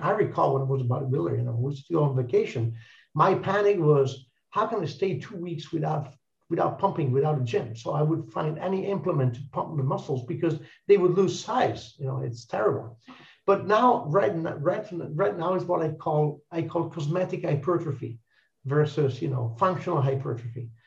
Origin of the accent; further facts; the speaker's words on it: Italy; English is a second language; we're all Italians